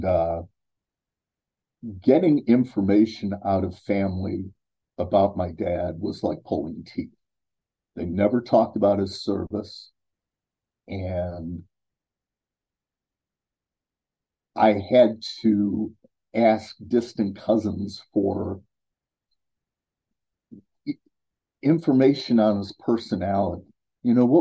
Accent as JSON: {"language": "English", "town": "Cleveland", "region": "Ohio", "country": "United States", "tie": "born or raised there", "moved": "yes", "lives_now": "Columbus, United States", "said": "I was born and raised in Cleveland, Ohio, in the United States"}